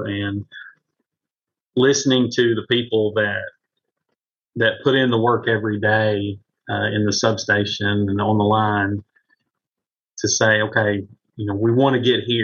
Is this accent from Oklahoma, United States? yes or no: yes; Marlow, Oklahoma, United States; this is my hometown. I've lived here all my life